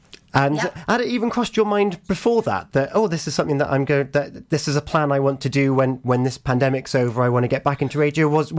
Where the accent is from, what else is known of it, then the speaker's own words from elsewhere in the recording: the Havens, Pembrokeshire, Wales, United Kingdom; moved away; So I'm from the Havens originally. I did move away. I've come back.